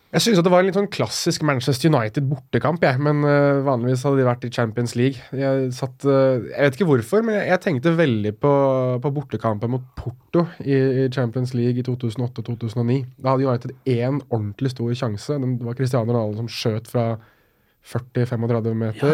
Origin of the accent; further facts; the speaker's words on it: Norway; jeg blir jo stolt over å være nordmann